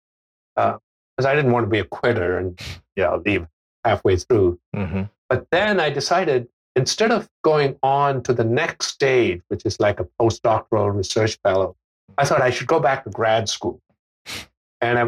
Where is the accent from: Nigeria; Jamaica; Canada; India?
India; moved away as an adult; also born or lived in Australia / United States / United Kingdom; I was born in India, and I, except for a year and a half when I spent in Australia, I basically grew up in India until I was 19